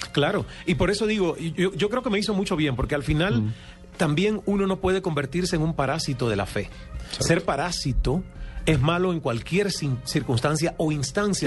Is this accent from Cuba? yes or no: yes; El Caney, Santiago de Cuba, Cuba; moved away as an adult; now in Canada; en esa finca yo crecí subiéndome las matas de mangos